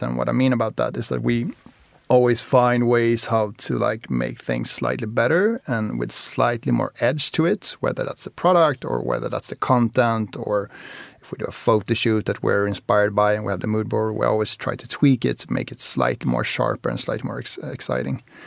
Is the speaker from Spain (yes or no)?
yes; Spain; moved away; also born or lived in Sweden; I, I grew up in Spain as well. So, so I lived in Spain and then moved to Sweden